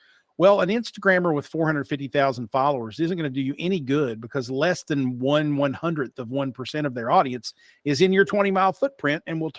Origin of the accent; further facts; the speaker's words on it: Logan, West Virginia, United States; accent: a little bit of twang; also born or lived in Pikeville, Kentucky; I'm a hillbilly, bona fide hillbilly, born and raised in Logan, West Virginia and Pikeville, Kentucky, which are the respective homes of the Hatfields and McCoys. but I worked in radio. So I don't sound necessarily like I'm from Eastern Kentucky.